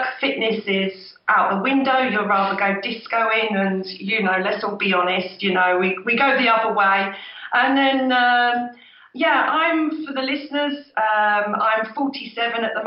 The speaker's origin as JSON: {"language": "English", "area": "near Milton Keynes", "region": "South East England", "country": "United Kingdom", "tie": "born or raised there", "said": "he did the Milton Keynes very first marathon, which is just down the road in my hometown"}